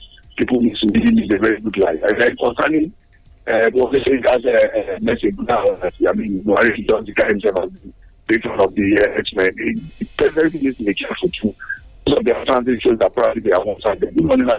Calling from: Abeokuta, Ogun State, Nigeria; I'm here calling from the People's Parliament in Lemme in Abeokuta.

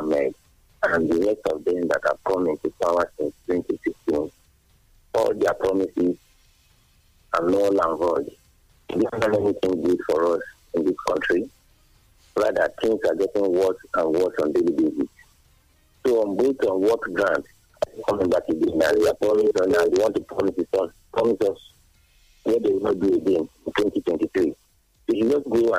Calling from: Addis Ababa, Ethiopia

